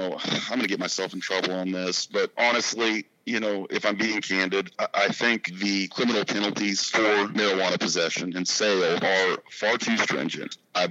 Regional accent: Lubbock, Texas, United States; I grew up in Lubbock, Texas.

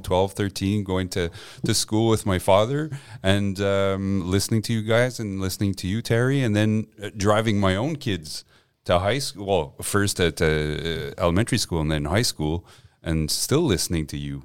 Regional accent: Montreal, Quebec, Canada; first language French; English is a second language; also born or lived in Gaspé / Westmount; I grew up on the West Island

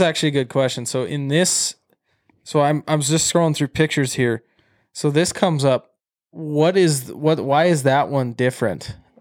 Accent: Great Falls, Montana, United States; I'm from Great Falls

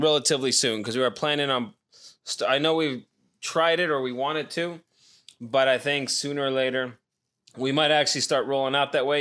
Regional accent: Nevada, United States; moved away; back in my hometown.

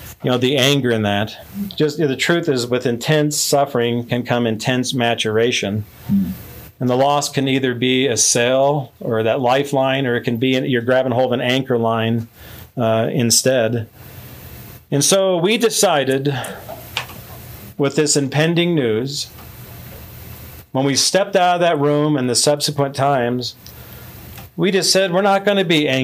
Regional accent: Midwest, United States; I'm from the Midwest

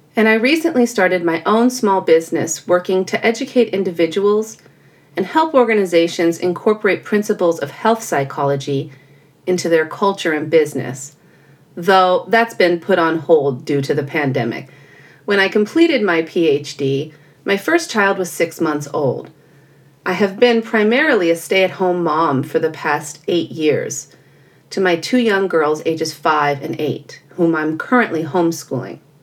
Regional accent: California, United States; I was born and raised in California

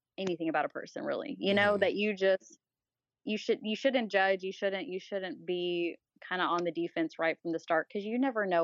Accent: the South, United States; I grew up in the South.

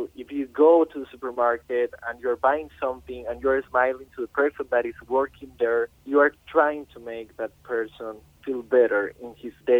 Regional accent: Costa Rica; now in Paris, France; I'm coming from Costa Rica

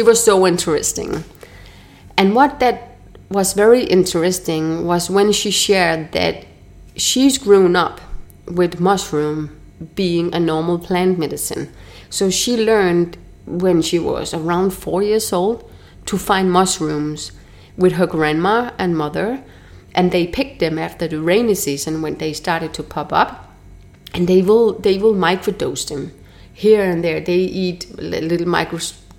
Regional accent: Denmark; moved away as an adult; now in Mexico; From where I'm from Denmark

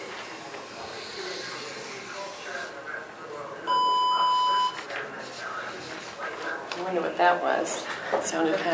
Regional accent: Detroit, Michigan, United States; I was born in Detroit, and so we were very car-oriented there.

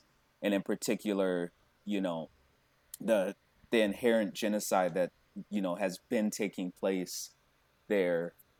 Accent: Tampa, Florida, United States; That's where I'm from. I'm from the Tampa Bay area.

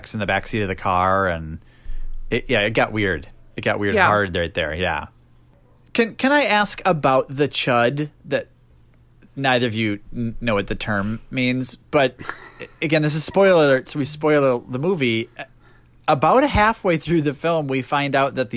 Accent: United States; as an American

